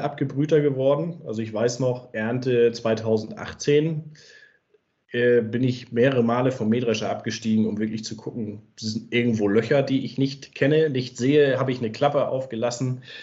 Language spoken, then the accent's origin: German; Ostholstein, Schleswig-Holstein, Germany; moved away as an adult; also born or lived in Kiel; now in Wanzleben, Germany; komme ich ursprünglich aus Schleswig-Holstein, aus dem schönen Ostholstein, wo ich auch nach wie vor sehr gerne bin und gerade landschaftlich ungerne weggegangen bin